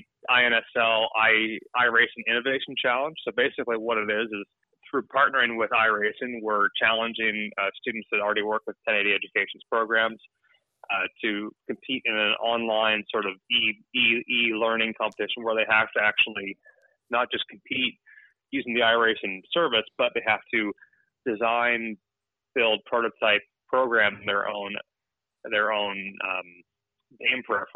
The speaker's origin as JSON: {"language": "English", "town": "Toronto", "region": "Ontario", "country": "Canada", "said": "I'm from Toronto, Ontario, so at my family cottage"}